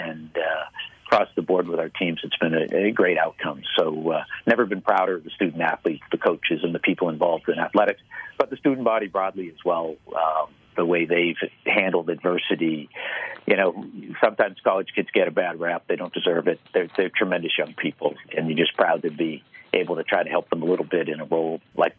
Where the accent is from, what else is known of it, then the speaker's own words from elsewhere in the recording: Boston, Massachusetts, United States; But I grew up in Boston, and he would stand at the front door